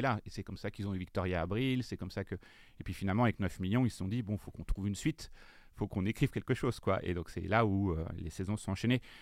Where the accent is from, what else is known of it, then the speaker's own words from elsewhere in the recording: Le Conquet, Brittany, France; now in Paris, France; je suis breton, euh, je viens euh, du fin fond de la Bretagne